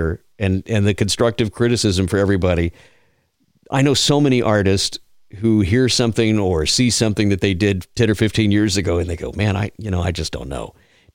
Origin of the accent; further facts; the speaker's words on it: South Texas, United States; now in Georgia, United States; I grew up down in South Texas, live in Georgia now